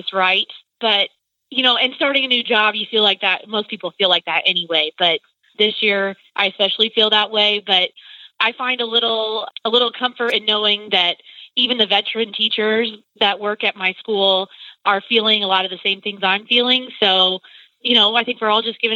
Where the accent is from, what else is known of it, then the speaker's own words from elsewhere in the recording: Butler, Illinois, United States; I am from Butler, Illinois